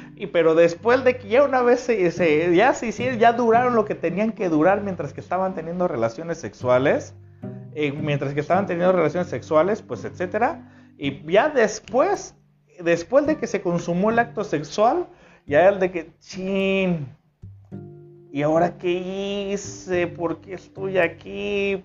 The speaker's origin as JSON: {"language": "Spanish", "country": "Mexico", "said": "en México eh, utilizamos una frase que se llama le tira el calzón"}